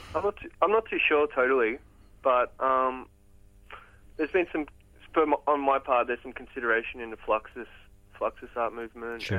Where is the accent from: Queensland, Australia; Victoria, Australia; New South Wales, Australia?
New South Wales, Australia; Port Macquarie; I grew up in Port Macquarie.